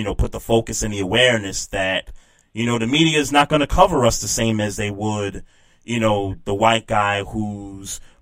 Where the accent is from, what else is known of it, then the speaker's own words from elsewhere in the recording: New York City, New York, United States; also born or lived in Queens, New York; I was born in Queens, raised in Brooklyn